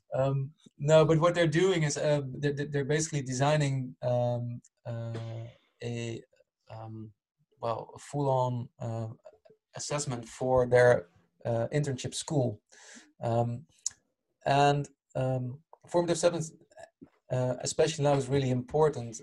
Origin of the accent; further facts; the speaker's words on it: Utrecht, Netherlands; moved away; also born or lived in Rotterdam; actual hometown is Utrecht at the moment. I'm not living there anymore.